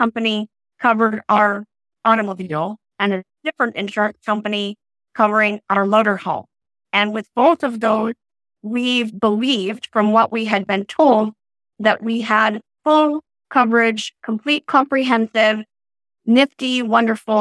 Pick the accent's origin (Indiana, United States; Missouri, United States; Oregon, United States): Oregon, United States; moved away as an adult; I'm a native Oregonian.